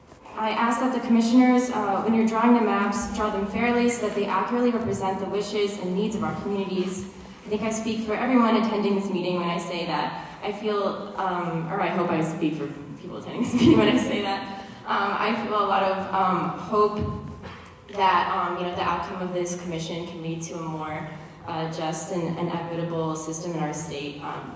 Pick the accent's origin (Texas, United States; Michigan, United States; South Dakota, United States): Michigan, United States; Dearborn; I was born and raised in Dearborn, and I still live here when I'm not attending college.